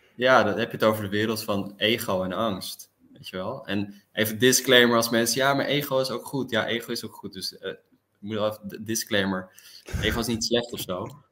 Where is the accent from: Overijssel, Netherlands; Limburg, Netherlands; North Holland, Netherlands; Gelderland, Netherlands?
North Holland, Netherlands; Amsterdam; also born or lived in Delft; now in The Hague, Netherlands; Ik woon nu in Den Haag en ik ben geboren in Amsterdam